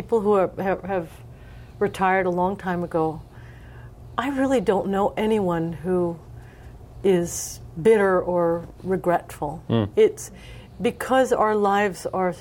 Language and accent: English; United States; as an American singer